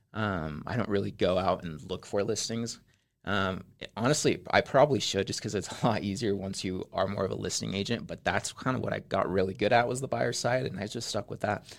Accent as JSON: {"language": "English", "town": "Spanish Fork", "region": "Utah", "country": "United States", "tie": "born or raised there", "also_born_or_lived": "Mexico City, Mexico", "said": "I'm originally from Mexico. I grew up in Mexico City for about uh, nine years. And then my family came over here when I was nine and we moved to Spanish Fork. So I grew up in Spanish Fork"}